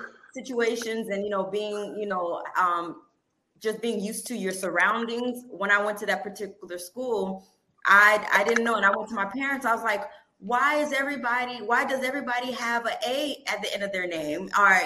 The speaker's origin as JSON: {"language": "English", "town": "Miami", "region": "Florida", "country": "United States", "tie": "born or raised there", "said": "Because I'm born and raised in Miami. And to be exact, I'm from North Miami. And in my area, it's, you know, I'm Haitian."}